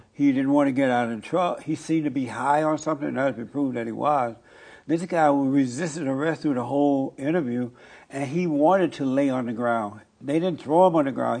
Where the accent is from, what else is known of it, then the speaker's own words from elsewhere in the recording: Alabama, United States; moved away as an adult; now in Los Angeles, United States; I grew up in Alabama under the Jim Crow laws